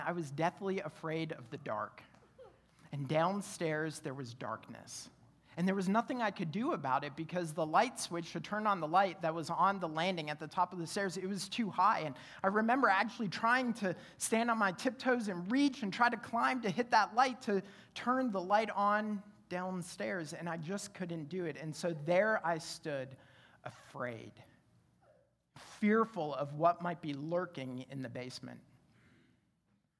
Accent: Canada; now in Roanoke, United States; growing up in Canada, I grew up in a split-level home.

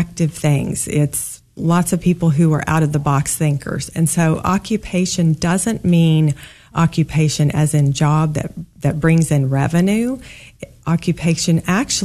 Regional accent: Kansas, United States; also born or lived in St. Louis, Missouri; I was born in St. Louis, middle of three kids, and grew up mostly in Kansas

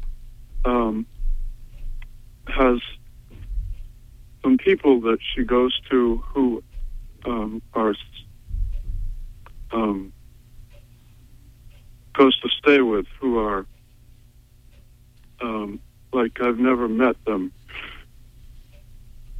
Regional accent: Montville, Maine, United States

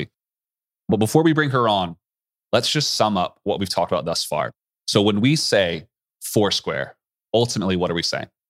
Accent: East Coast, United States; moved away; I grew up on the East Coast

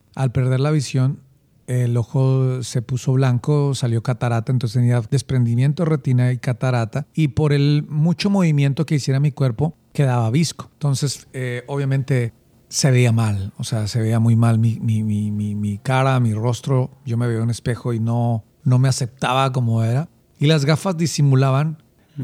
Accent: Bogotá, Colombia; Nací en Bogotá. Soy bogotano. Eh, recuerdo que mi, niñez la hice en un barrio llamado Bonanza, mm, un barrio al occidente de Bogotá.

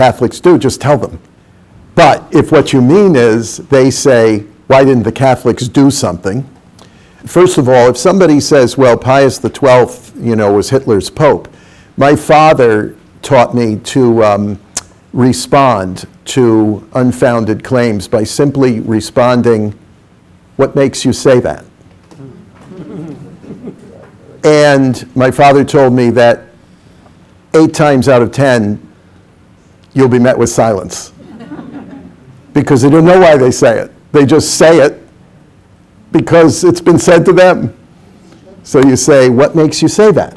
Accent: New York, United States; I came from New York

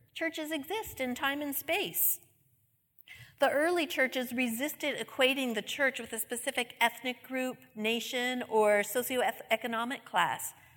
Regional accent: New England, United States; I'm from New England

